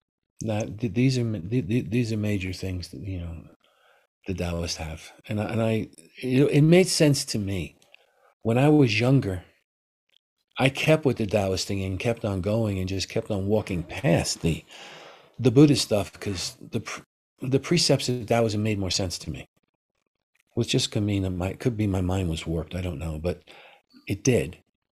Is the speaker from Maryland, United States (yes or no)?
no; New York City, New York, United States; moved away; I'm from New York City. And New York City can be pretty rough.